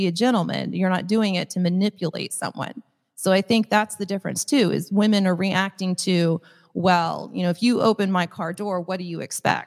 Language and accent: English; Midwest, United States; I'm just from the Midwest